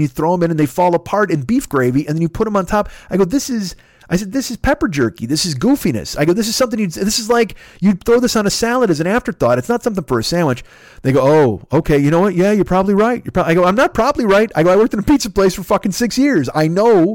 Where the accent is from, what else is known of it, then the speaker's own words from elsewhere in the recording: Bolingbrook, Illinois, United States; moved away as an adult; also born or lived in Naperville, Illinois; now in Los Angeles, United States; well, Bolingbrook. I said, but I went, you know, I lived in Naperville before I split